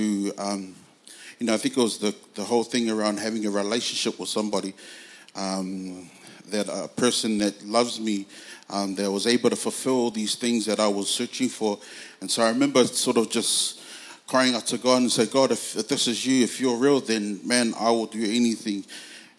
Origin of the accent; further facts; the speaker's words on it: Auckland, New Zealand; I'm originally from Otara in South Auckland